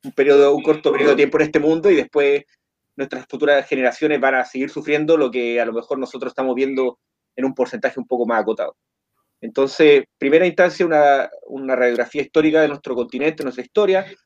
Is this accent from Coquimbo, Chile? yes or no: yes; Coquimbo, Chile; soy de Chile, de la cuarta región, región de Coquimbo